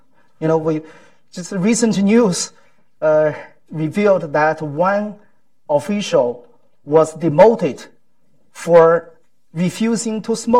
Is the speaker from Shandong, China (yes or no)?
yes; Shandong, China; moved away; my hometown, Shandong province